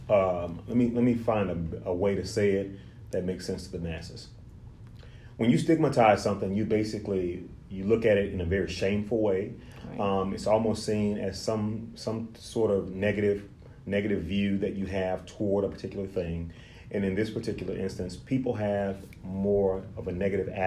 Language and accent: English; Lake Charles, Louisiana, United States; also born or lived in Austin, Texas / Shreveport / Tennessee; So I am originally from Lake Charles, Louisiana, which is about five and a half, six hours from here. Um, I was born in, I was born